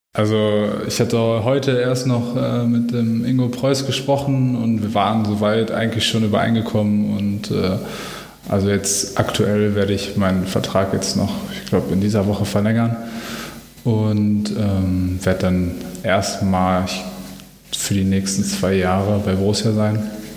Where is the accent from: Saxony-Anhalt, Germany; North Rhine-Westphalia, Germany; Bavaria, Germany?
North Rhine-Westphalia, Germany; Dortmund; ich bin Dortmunder Junge, ich komme aus Dortmund.